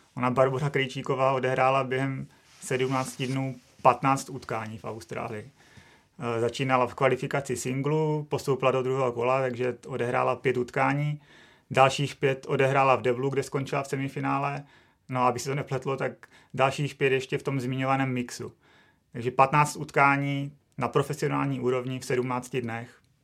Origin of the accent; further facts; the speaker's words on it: Czechia; jsme Češi